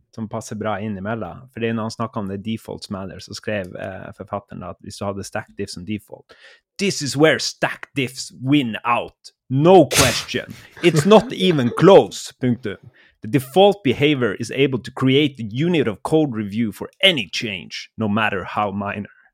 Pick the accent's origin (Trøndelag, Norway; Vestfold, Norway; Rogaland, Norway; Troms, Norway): Troms, Norway; Harstad; accent: Harstad dialect; min dialekt eh, kommer fra nord for polarsirkelen. ved starten av vakre eh, Lofoten. Der ligger Harstad som en liten basecamp. Der, der kommer min dialekt ifra.